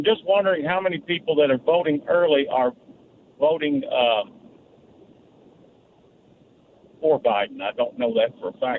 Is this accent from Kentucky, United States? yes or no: yes; Kentucky, United States; now in Simpsonville, United States; I'm moving from Simpsonville back to my home state of Kentucky.